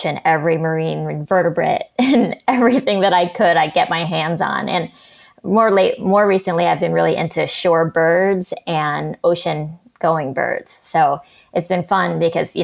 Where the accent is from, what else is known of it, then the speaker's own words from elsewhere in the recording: New York City, New York, United States; I grew up in New York City